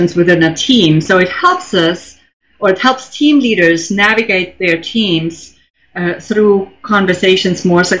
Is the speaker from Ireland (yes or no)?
no; Germany; English is a second language; now in New York, United States; I grew up in Germany